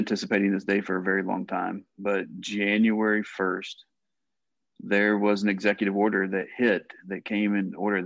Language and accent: English; eastern Kentucky, United States; I grew up in Kentucky, and I grew up in a rural part of Kentucky